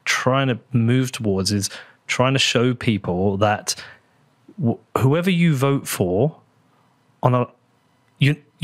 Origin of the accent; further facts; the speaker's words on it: United Kingdom; accent: British; as good a British voice as I have